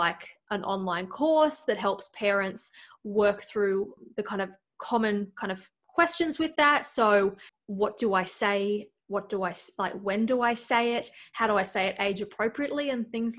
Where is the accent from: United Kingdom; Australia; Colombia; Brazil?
Australia; moved away as an adult; now in Iowa, United States; From Australia, but living in Iowa